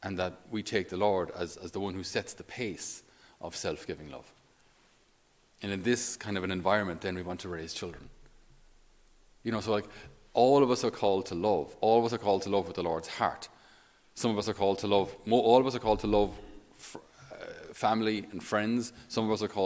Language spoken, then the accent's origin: English; Ireland; especially as Irish